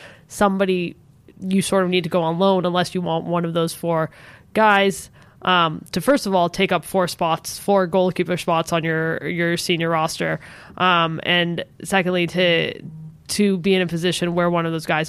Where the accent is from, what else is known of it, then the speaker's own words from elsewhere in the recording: San Diego, California, United States; I'm from San Diego and they have great Mexican food.